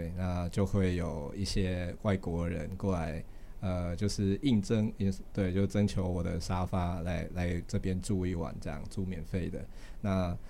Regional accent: Taiwan; 或者说我作为一个台湾人，我我向外国人去表达，我希望台湾是一个呃未来会是一个独立的国家这样子

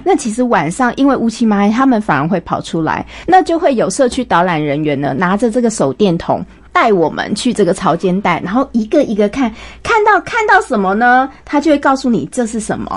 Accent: Taipei, Taiwan; 我从小在台北长大，我， 我自己就是台北人

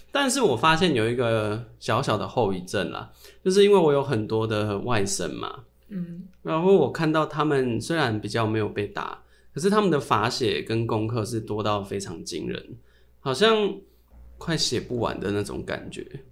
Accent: Changhua, Changhua County, Taiwan; 从小就住在台湾长大

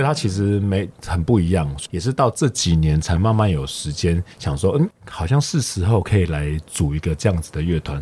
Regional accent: Neihu, Taipei, Taiwan; 我出生的时候其实就在内湖就开川菜馆

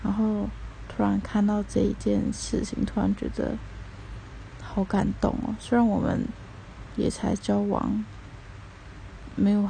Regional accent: Taipei, Taiwan; also born or lived in Tainan; 但是我是台北人，

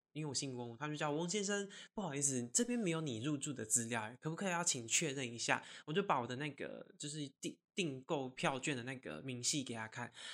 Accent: Taiwan; 他就是知道我是台湾人

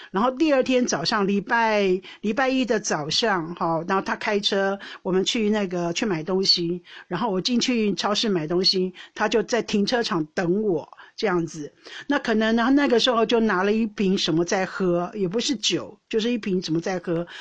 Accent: Taiwan; now in Netherlands; 我们台湾人

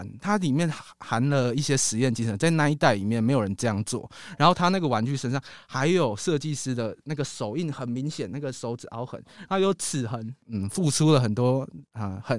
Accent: Taiwan; 然后我身为台湾人，我如果在做台湾的东西，可能日本人比较不接受

